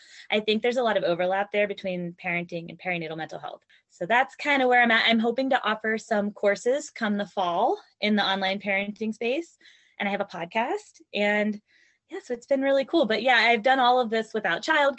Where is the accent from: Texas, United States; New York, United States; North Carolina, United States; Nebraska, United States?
North Carolina, United States; moved away as an adult; also born or lived in Virginia; we moved from Virginia to North Carolina because that's where both of our families are. I grew up here